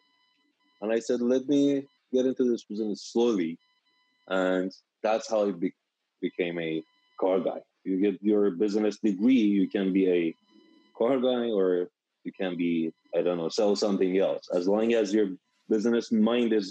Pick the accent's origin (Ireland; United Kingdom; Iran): Iran; Tehran, Tehran Province; English is a second language; moved away as an adult; now in Sacramento, United States; I'm from like Tehran, which is the capital of Iran, a big city